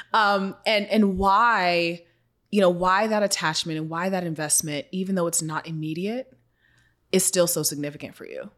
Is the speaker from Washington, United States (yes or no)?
yes; Seattle, Washington, United States; my hometown of Seattle